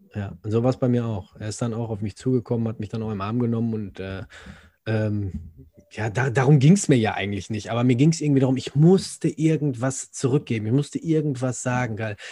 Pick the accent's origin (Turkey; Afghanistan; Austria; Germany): Germany; also born or lived in Gelsenkirchen